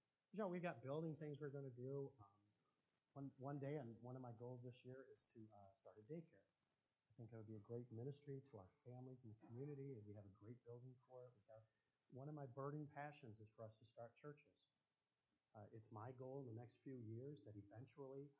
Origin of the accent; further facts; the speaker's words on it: United States; I'm an American